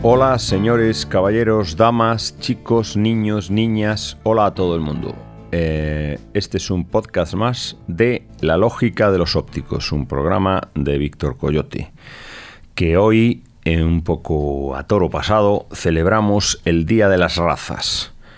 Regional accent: Galicia, Spain; como español, gallego y heredero

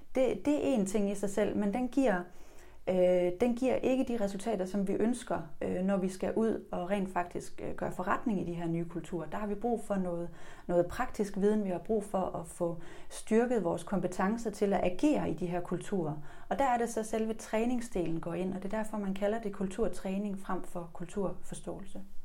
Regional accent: Denmark

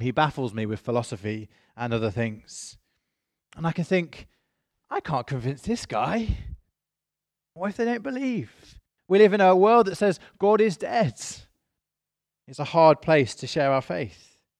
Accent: United Kingdom; I am British.

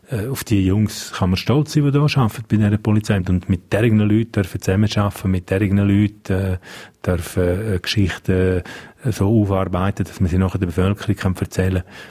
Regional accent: Graubünden, Switzerland; first language Romansh; German is a second language; now in Zürich, Switzerland; Ich bin da aufgewachsen, ich gehöre daher, meine Muttersprache ist und bleibt romanisch. Ich, ich fühle mich auch da verbunden. Ich will aber auch Zürich nicht missen. Ich finde Zürich eine unglaublich schöne und spannende Stadt. Also ich glaube, jeder, der vom Engadin mal auf Zürich kommt

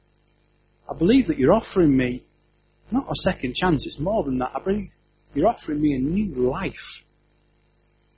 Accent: Yorkshire and the Humber, United Kingdom; I'm a Yorkshireman

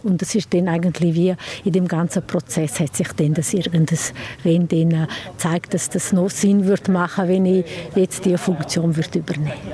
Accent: Sent, Graubünden, Switzerland; ich komme von Send, bin dort äh, im Gemeindeverstand

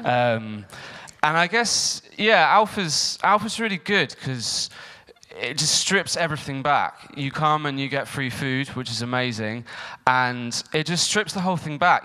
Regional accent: Eastbourne, South East England, United Kingdom; I was um, born and brought up in Eastbourne

